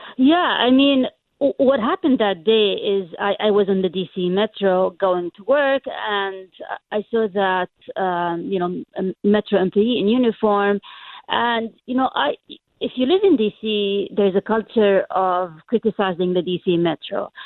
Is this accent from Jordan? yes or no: yes; Jordan; first language Arabic; English is a second language; moved away as an adult; also born or lived in London, United Kingdom; now in United States; I was, uh, born and raised in Jordan